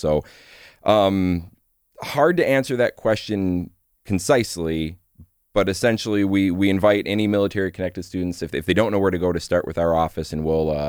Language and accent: English; Michigan, United States; I grew up in Michigan, went to college after high school and was not ready for it.